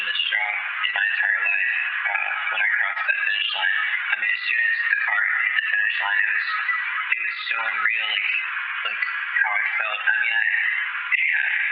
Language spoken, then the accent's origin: English; Atlanta, Georgia, United States; moved away as an adult; now in Nashville, United States; I was born and raised in Atlanta, Georgia, all the way up to when I was 18